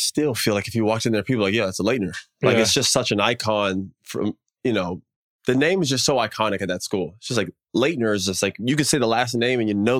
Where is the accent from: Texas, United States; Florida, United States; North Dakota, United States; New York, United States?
Florida, United States; moved away as an adult; also born or lived in North Carolina / New Orleans / Los Angeles / Denver; I grew up in Florida. And then before that, I was in Denver.